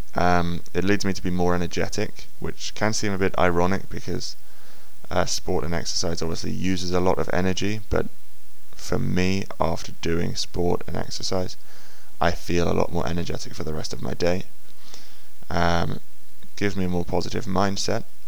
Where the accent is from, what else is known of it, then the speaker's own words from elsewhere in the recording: England, United Kingdom; when I was young, as all English boys do, I played football